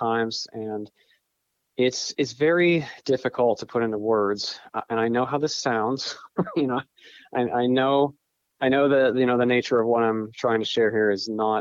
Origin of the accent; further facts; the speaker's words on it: northwestern Pennsylvania, United States; I grew up in northwestern Pennsylvania. I'm there at the moment